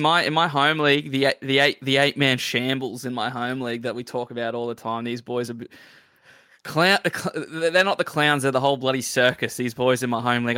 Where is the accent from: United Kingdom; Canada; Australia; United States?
Australia; Queensland; I'm a Queenslander